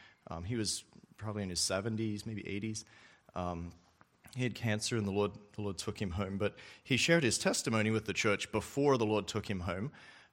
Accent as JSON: {"language": "English", "country": "Australia", "tie": "born or raised there", "said": "I remember when I was younger, I grew up in Australia as a missionary kid there"}